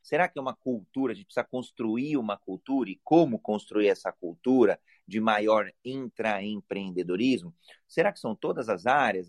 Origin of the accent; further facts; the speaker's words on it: Brazil; homem cis, brasileiro